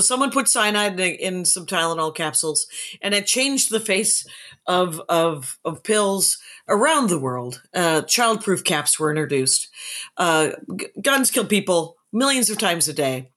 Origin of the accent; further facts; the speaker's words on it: Wisconsin, United States; I am from Wisconsin